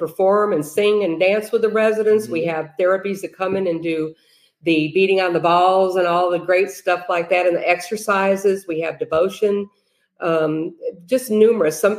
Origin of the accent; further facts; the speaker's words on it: Chicago, Illinois, United States; moved away as an adult; also born or lived in New Mexico; now in Tennessee, United States; I'm from Chicago originally